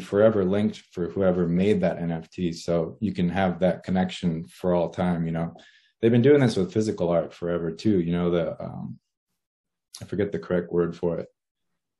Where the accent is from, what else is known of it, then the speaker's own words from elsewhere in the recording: Los Angeles, California, United States; moved away as an adult; born in Los Angeles, California. I lived there all my life and then recently moved out of state.